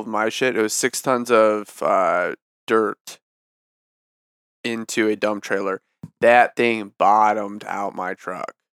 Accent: East Lansing, Michigan, United States; I grew up in East Lansing, or East Lansing suburb

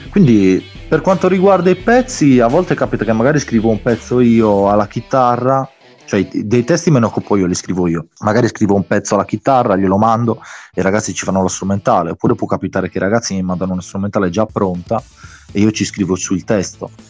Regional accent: Sardinia, Italy; io sono sardo, i ragazzi sono campani, quindi siamo lontani anche

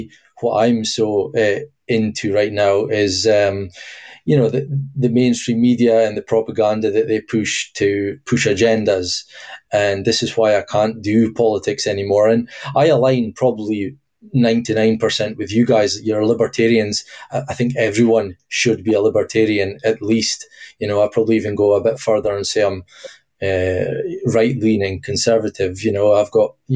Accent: Scotland, United Kingdom; obviously I'm from Scotland.

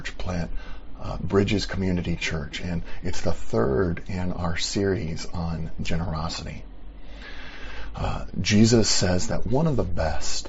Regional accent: United States; here in America as an American

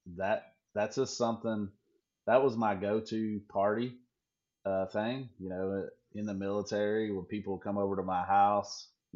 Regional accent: North Carolina, United States; moved away as an adult; also born or lived in Virginia / Pontotoc, Mississippi; now in West Coast, United States; me growing up in North Carolina and Virginia, and actually Mississippi. Actually, I lived in Mississippi when I was a kid, 8, 9, 10 years

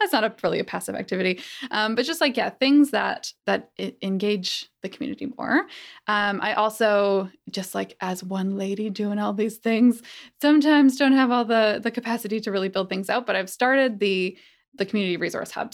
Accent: Calgary, Alberta, Canada; moved away; I grew up in Calgary, which is a much warmer place in terms of this

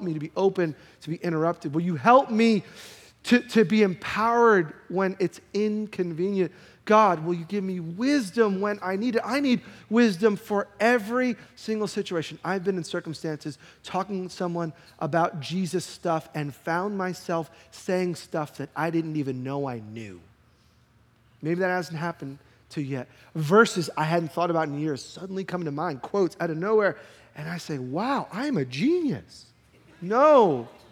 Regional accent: New York, United States; I'm a New Yorker.

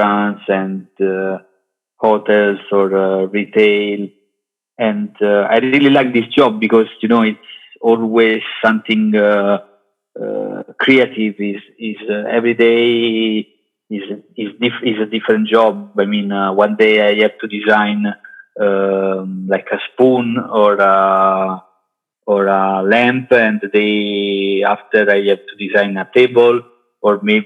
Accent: Caserta, Campania, Italy; English is a second language; moved away as an adult; also born or lived in Naples / London; now in Milan, Italy; I was born in Naples, but I grew up in Caserta area. Until I was 23 years old

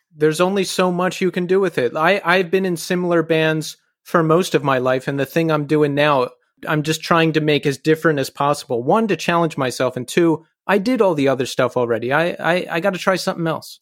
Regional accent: Bucks County, Pennsylvania, United States; I'm from Bucks County

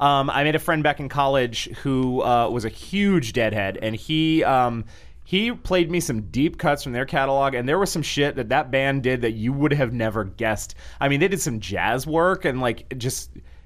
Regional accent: New England, United States; I grew up in New England, and that song was all over the radio.

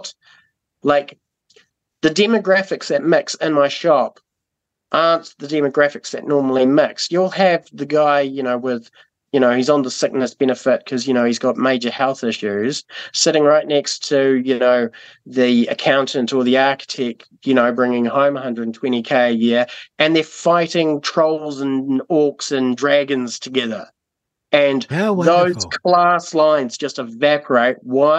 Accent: Timaru, Canterbury, New Zealand; also born or lived in Burkes Pass; So before we were in Timaru, I grew up in Burke's Pass

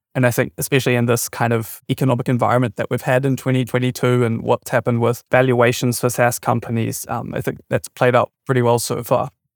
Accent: New Zealand; moved away as an adult; also born or lived in Germany; I'm originally from New Zealand and have just recently moved back here from Germany.

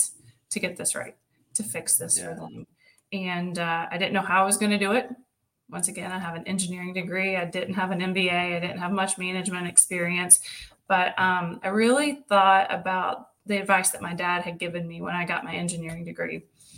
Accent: Riceville, Tennessee, United States; So I grew up in Riceville, Tennessee, which is just south of Knoxville and just north of Chattanooga by 55 miles

